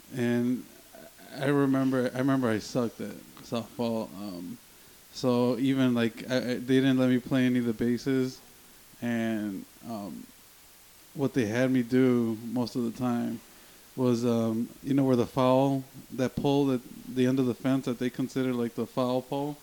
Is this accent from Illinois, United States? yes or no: yes; Chicago, Illinois, United States; we basically grew up about a block away from each other mm-hmm. in uh, K Town